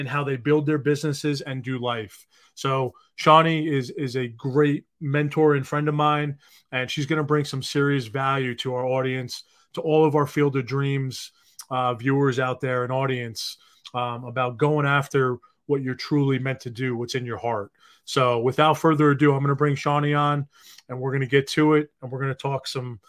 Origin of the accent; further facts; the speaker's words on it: New York, United States; I'm a New Yorker